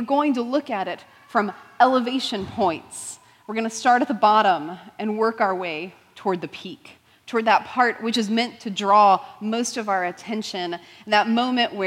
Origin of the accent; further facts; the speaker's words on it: Houston, Texas, United States; I grew up in Houston, so still general Texas area